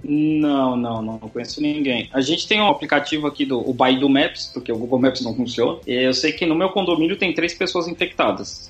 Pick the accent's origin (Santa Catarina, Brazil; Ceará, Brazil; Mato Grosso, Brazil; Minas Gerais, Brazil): Santa Catarina, Brazil; moved away as an adult; also born or lived in São Paulo / Hong Kong; now in Guangzhou, China; eu nasci em São Paulo, 1983, é um bocado de tempo já, mas eu fui criado em Santa Catarina, minha família é de lá do sul, uma hora e meia de Florianópolis